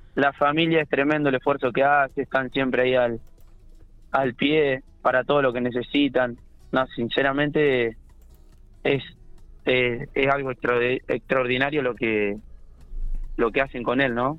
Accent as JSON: {"language": "Spanish", "town": "General Pico", "region": "La Pampa", "country": "Argentina", "said": "Yo soy de General Pico"}